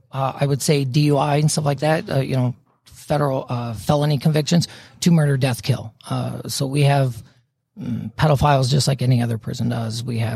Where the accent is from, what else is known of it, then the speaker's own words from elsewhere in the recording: Nuremberg, Bavaria, Germany; born there; also born or lived in Louisiana / Colorado; So actually, I was born in Germany, Nuremberg, Germany. My dad's military.